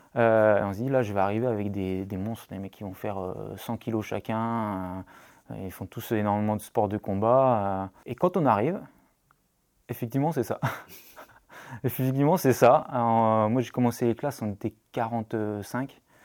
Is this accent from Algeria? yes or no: no; Brittany, France; also born or lived in La Rochelle; je suis breton